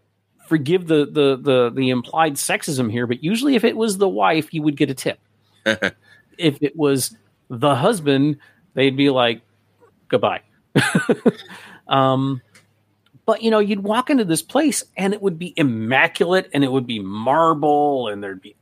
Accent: West Palm Beach, Florida, United States; I grew up in West Palm Beach, which is on the mainland of Florida

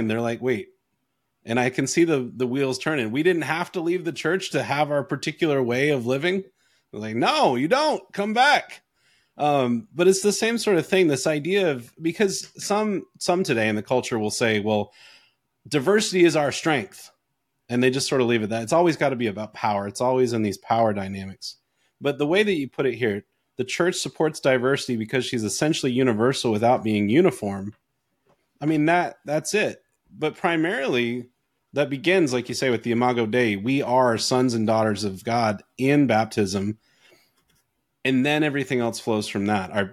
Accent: Canada; born there; I, I was born in Canada.

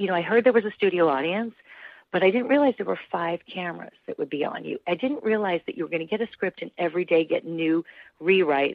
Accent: Newton, Massachusetts, United States; I grew up in Newton, Massachusetts. I'm a Newton girl

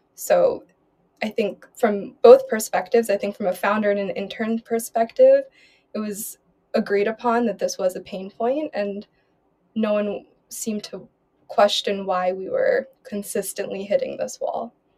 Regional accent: Philadelphia, Pennsylvania, United States; moved away as an adult; now in Berlin, Germany; born and raised in Philadelphia

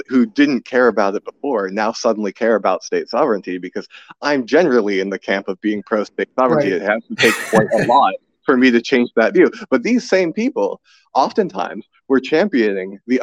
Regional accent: United States; I'm an American, I'm not Ukrainian.

